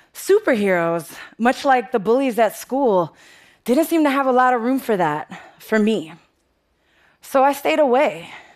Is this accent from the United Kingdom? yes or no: no; New York City, New York, United States; I'm from the Bronx, and the Bronx is tough